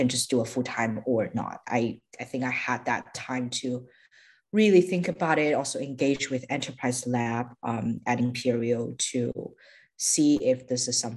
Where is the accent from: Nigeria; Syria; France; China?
China; moved away as an adult; also born or lived in United States; So I am Chinese. I grew up in China. After 18, I moved to the US for my undergrad study.